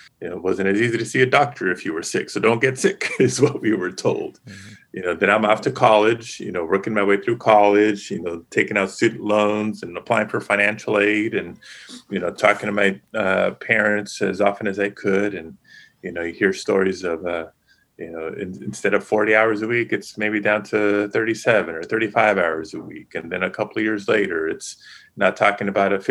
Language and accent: English; Los Angeles, California, United States; also born or lived in Panorama City, California / North Hollywood, California; I was raised in Pacoima